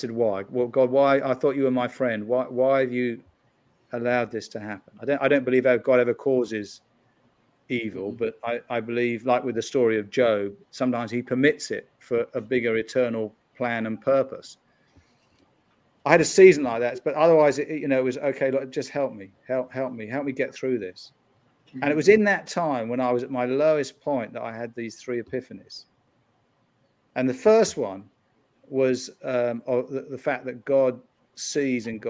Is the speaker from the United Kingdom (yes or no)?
yes; United Kingdom; moved away as an adult; now in United States; I'm from the UK